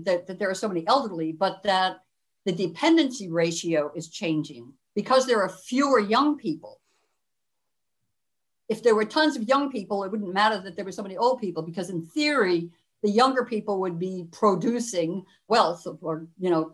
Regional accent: Northeast, United States; moved away; also born or lived in Cleveland; I'm from the Northeast in the United States

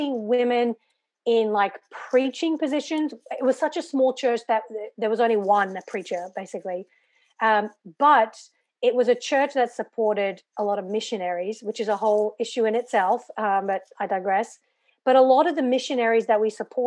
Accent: Brisbane, Queensland, Australia; also born or lived in England; I grew up in Brisbane, which is in the state of Queensland

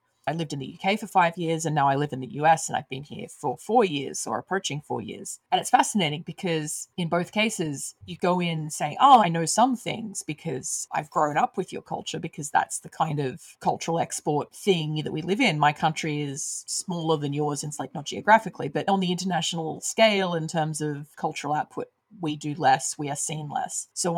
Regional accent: Australia; I grew up in Australia

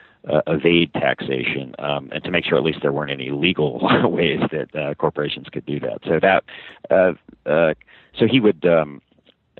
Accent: Montgomery County, Maryland, United States; also born or lived in New York City / Paris; I grew up from about age five in Montgomery County, Maryland, actually, just in the, believe it or not, in the D.C. suburbs

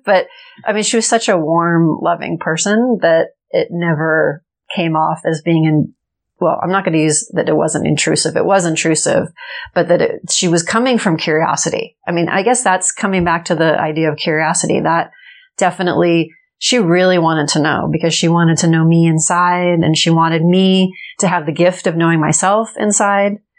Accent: Los Angeles, California, United States; I grew up in Los Angeles and I'm actually the third generation born in Los Angeles

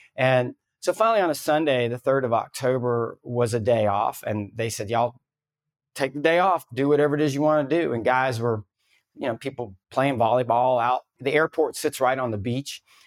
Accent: the South, United States; I grew up in the South

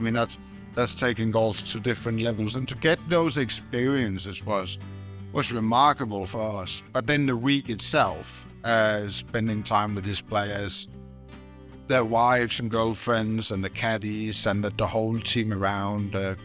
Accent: Denmark; I'm a kid growing up in Denmark.

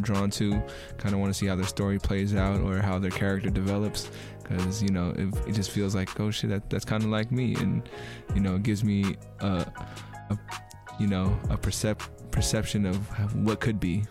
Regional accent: California, United States; I'm from California

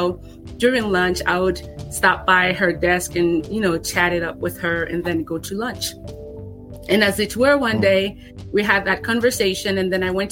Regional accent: Nigeria; now in United States; Growing up in Nigeria, experiencing, you know, a level of difficulty and hardship

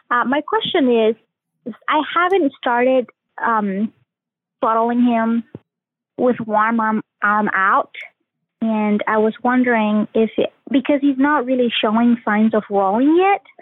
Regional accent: Paraguay; now in South Carolina, United States; I am originally from Paraguay, but I live in South Carolina currently.

